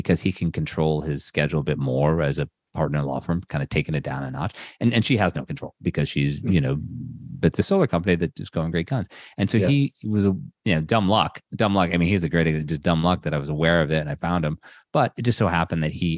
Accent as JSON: {"language": "English", "town": "Ludlow", "region": "Massachusetts", "country": "United States", "tie": "born or raised there", "also_born_or_lived": "Springfield, Massachusetts", "said": "I grew up in Ludlow, Massachusetts, exit 7 off the Mass Pike"}